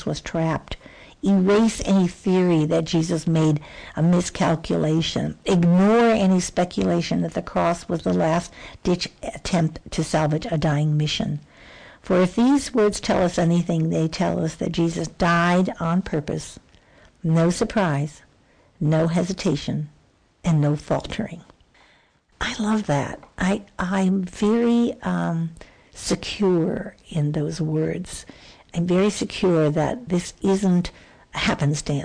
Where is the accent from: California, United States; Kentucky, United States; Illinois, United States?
Illinois, United States; Chicago; we grew up in Chicago